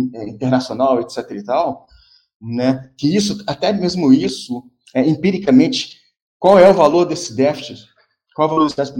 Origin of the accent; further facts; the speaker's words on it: Rio de Janeiro, Brazil; moved away as an adult; eu, eu sou carioca